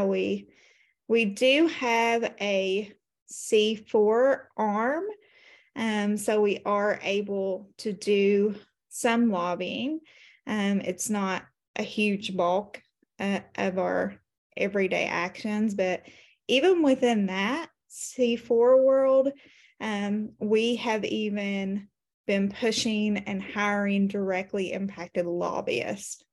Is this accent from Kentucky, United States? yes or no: yes; Appalachia, Eastern Kentucky, United States; I am from Kentucky, Eastern Kentucky, Appalachia to be exact